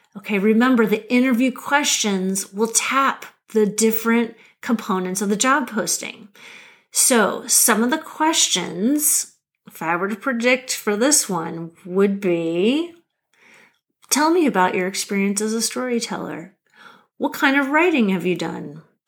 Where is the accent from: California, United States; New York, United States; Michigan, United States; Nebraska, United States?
Nebraska, United States; Lincoln; moved away as an adult; also born or lived in Massachusetts / Washington, District of Columbia, United States; I'm a Nebraska girl. I grew up in Lincoln, Nebraska